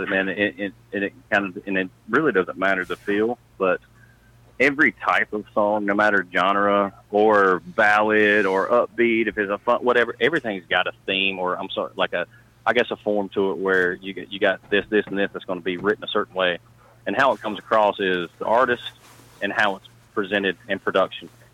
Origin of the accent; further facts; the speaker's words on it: Charlotte, North Carolina, United States; also born or lived in Nashville; I'm actually from the Charlotte, North Carolina area.